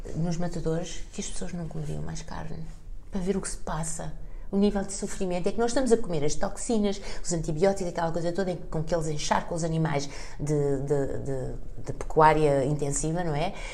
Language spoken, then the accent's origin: Portuguese; Portugal; eu sou portuguesa